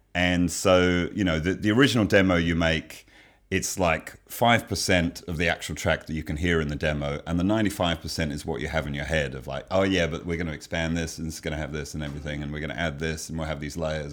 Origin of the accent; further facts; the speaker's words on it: England, United Kingdom; moved away; I grew up in England